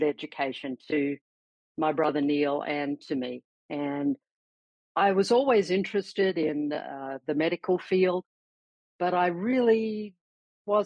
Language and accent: English; Adelaide, South Australia, Australia; also born or lived in Perth, Western Australia; I was born in Perth, actually raised in Adelaide, you know, from about the age of 2.5. So I know I was born in Western Australia, but I consider myself more of a South Australian